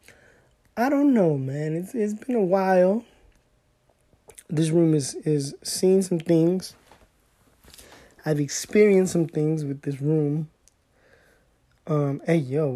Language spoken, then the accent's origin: English; Southern California, United States; I'm a Latino from Southern California